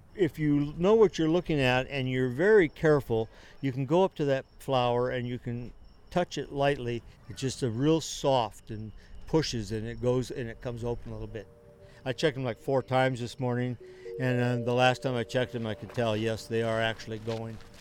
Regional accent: Pacific Northwest, United States; moved away; I was raised in Pacific Northwest

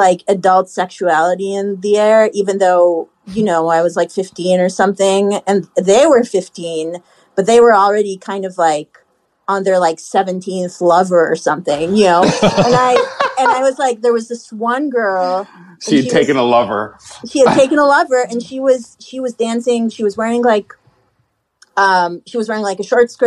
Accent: Haifa, Haifa District, Israel; born or raised there; now in New York, United States

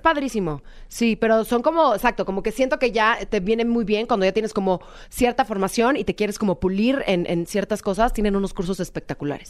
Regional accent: Mexico; yo soy mexicana, soy de una familia tradicional mexicana

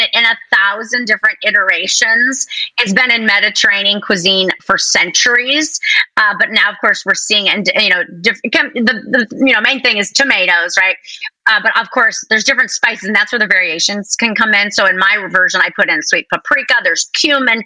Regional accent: Wisconsin, United States; I grew up in Wisconsin

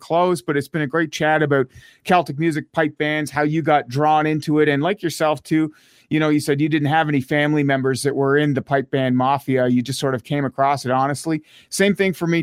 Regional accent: Elmont, Ontario, Canada; I'm from Elmont, Ontario, small town, 4,000 people

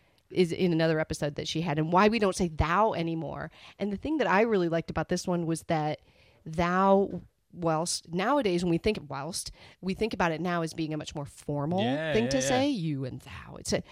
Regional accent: Midwest, United States; now in Australia; No, I'm originally from the Midwest.

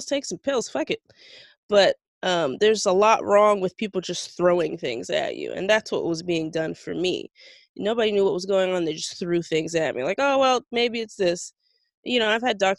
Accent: South Florida, United States; I'm from South Florida

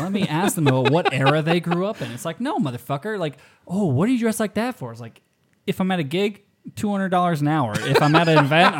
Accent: United States; I have Scottish and Irish ancestry. I have Swedish and German ancestry, but I am from

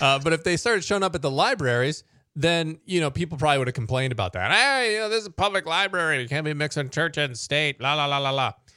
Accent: United States; as American Christians

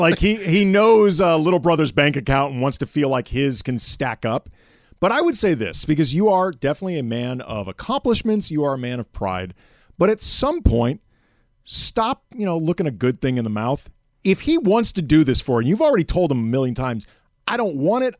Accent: Phoenix, Arizona, United States; I was born in Arizona. I was born in Phoenix

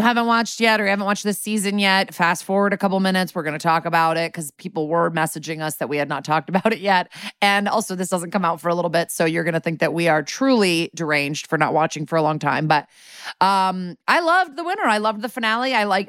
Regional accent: New England, United States; I'm from New England, and put a gun to my head, and I don't know who those people are.

